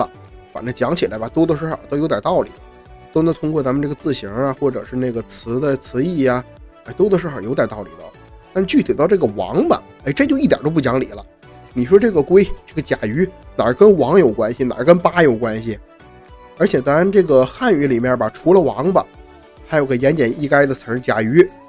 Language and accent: Chinese; Northeast China, China; 在我们东北人的语境中